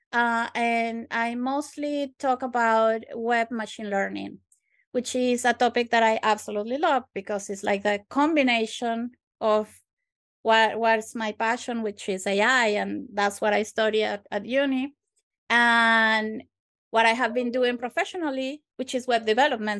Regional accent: Venezuela; moved away as an adult; now in Glasgow, United Kingdom; I am actually from Venezuela, from South America

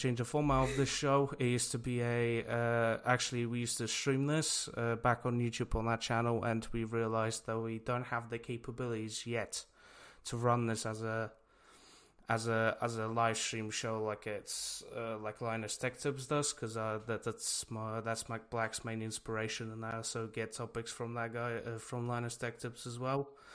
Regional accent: Poland; now in United Kingdom; I am from Poland, and I lived in Poland for a very long time

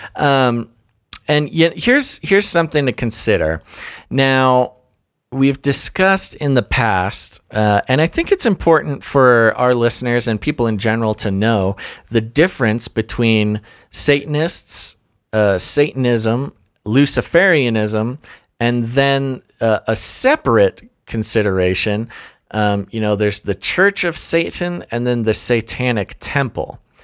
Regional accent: United States; as an American

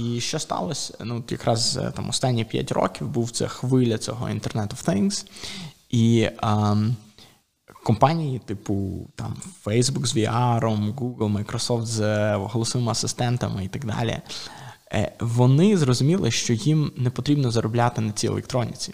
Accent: Ukraine; І ми самі з України

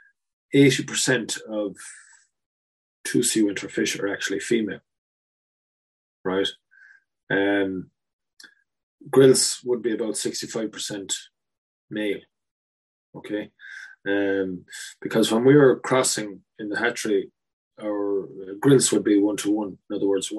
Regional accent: Enniscorthy, Leinster, Ireland; moved away; my hometown of Enniscorthy

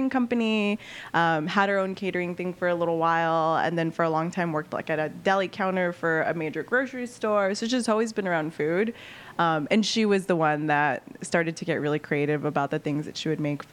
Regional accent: Los Angeles, California, United States; now in Chicago, United States; I grew up in East LA, so it is obviously the east side of Los Angeles

